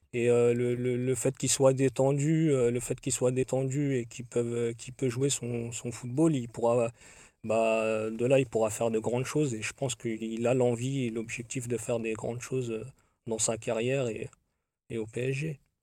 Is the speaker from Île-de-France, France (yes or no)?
yes; Paris, Île-de-France, France; sachant qu'on est originaire, de Paris